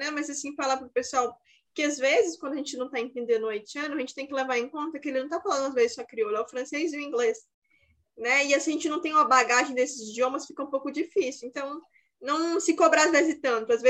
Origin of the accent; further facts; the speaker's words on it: Brazil; Mas eu sou brasileira.